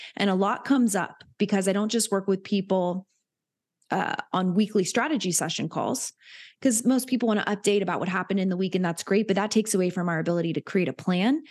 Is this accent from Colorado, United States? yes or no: no; Hilton Head, South Carolina, United States; I grew up in Hilton Head, which is a very wealthy area